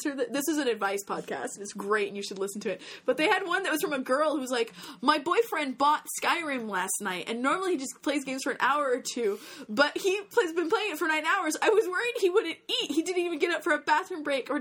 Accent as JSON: {"language": "English", "country": "United States", "said": "as an American, growing up at the time that you"}